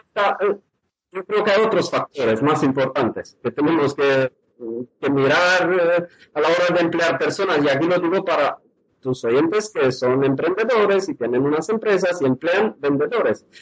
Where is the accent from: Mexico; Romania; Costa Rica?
Romania; moved away as an adult; now in Spain; he pasado mi infancia en Rumanía